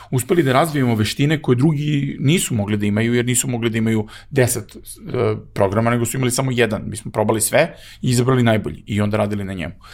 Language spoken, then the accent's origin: Croatian; Serbia; I mi smo ovde imali zaista u Srbiji izuzetno nepre, teške prilike